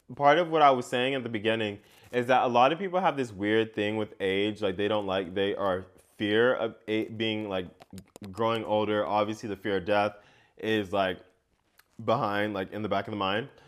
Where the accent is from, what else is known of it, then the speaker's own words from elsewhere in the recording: United States; growing up in America and what that means for me